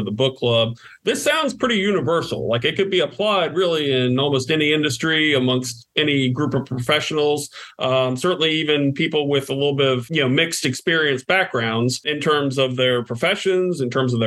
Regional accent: Atlanta, Georgia, United States; I'm from Atlanta

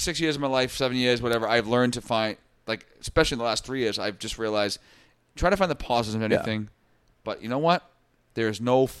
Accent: Massachusetts, United States; considering we're from Massachusetts.

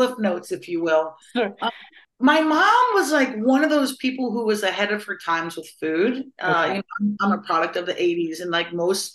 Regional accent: Columbus, Ohio, United States; moved away as an adult; now in Los Angeles, United States; I was born and raised in Columbus, Ohio, and now I live in Los Angeles, California.

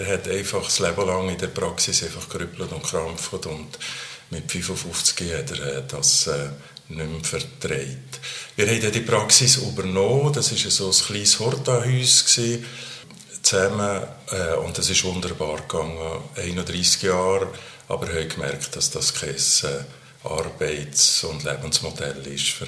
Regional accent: Valais, Switzerland; Eigentlich hätten man ja als Walliser in eine katholische Universität, das kann eigentlich nicht wählen

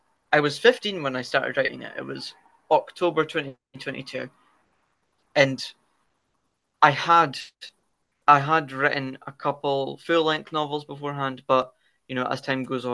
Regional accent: Dundee, Scotland, United Kingdom; I hail from, you know, the lovely green Scotland, north of England in the United Kingdom, Dundee specifically

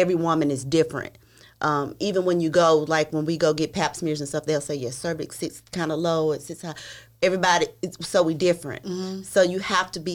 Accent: Tennessee, United States; I'm from Tennessee.

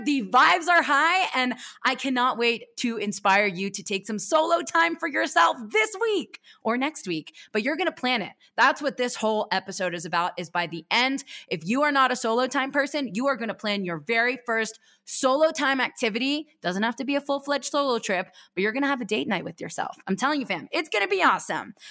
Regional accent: East Coast, United States; I grew up racing on the East Coast for Stratton Mountain

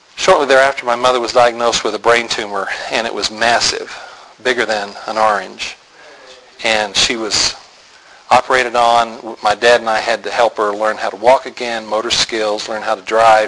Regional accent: Tulsa, Oklahoma, United States; I was born in Tulsa

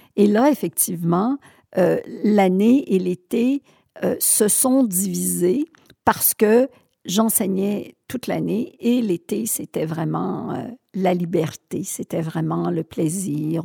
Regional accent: Sherbrooke, Quebec, Canada; also born or lived in Thetford Mines; je suis née à Sherbrooke. Euh, j'ai vécu jusqu'à 20 ans à Sherbrooke

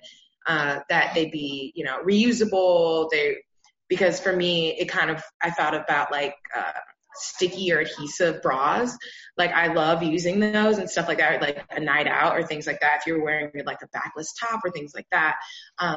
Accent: Florida, United States; moved away as an adult; now in Chicago, United States; I was born and raised in Florida

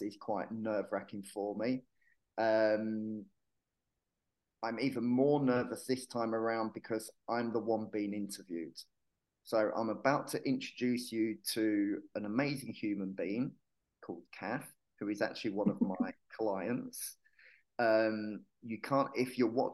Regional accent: Hertfordshire, East of England, United Kingdom; moved away as an adult; also born or lived in Yorkshire / Manchester; now in Marbella, Spain; I was born in Yorkshire. I grew up in Hertfordshire.

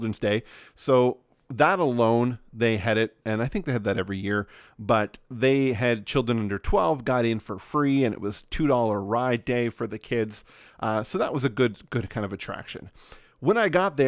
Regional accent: Nova Scotia, Canada; also born or lived in West Coast of Canada; So we are in rural Nova Scotia on the east coast of Canada

